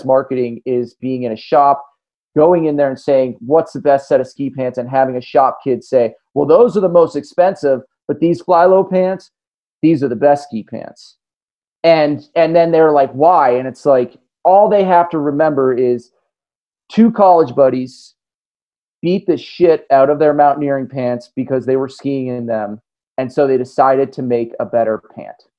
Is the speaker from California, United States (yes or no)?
yes; Tahoe City, California, United States; Alpenglow Sports in my hometown in Tahoe City, California